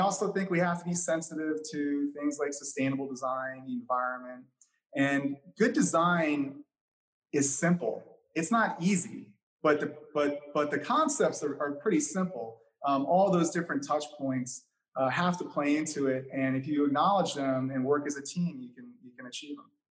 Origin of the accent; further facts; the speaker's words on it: New York City, New York, United States; growing up in New York City